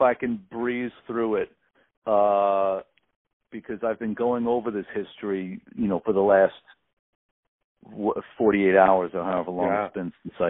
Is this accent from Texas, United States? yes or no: no; New York City, New York, United States; Growing up in Brooklyn, awkward kid obsessed with music.